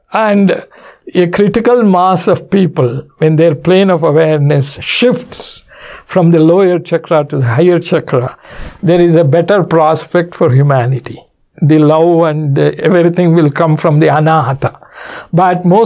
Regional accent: Mysore, Karnataka, India; 1990, when I came from Mysore to San Francisco, that is my first visit outside the country.

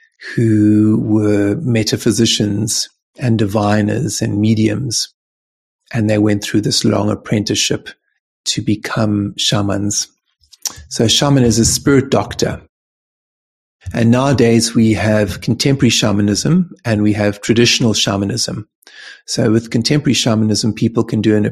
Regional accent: Cape Town, Western Cape, South Africa; when I was born in Cape Town

